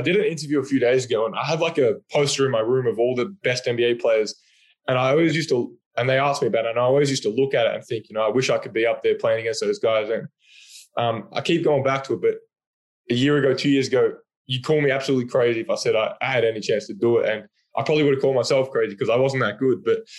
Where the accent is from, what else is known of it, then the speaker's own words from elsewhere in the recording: Australia; Then obviously Ben being an Australian is a bonus as well.